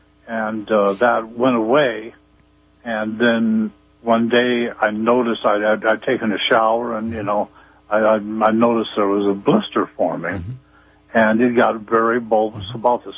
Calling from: Arcata, California, United States; Hello, I'm from Arcata.

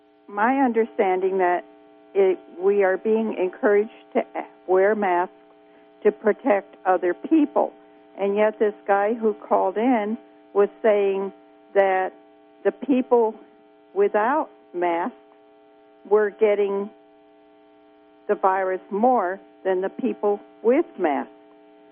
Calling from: California, United States; I'm from Scarborville

